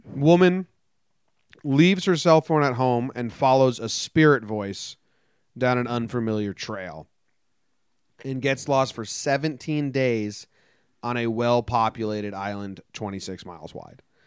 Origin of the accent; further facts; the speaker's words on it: United States; I'm American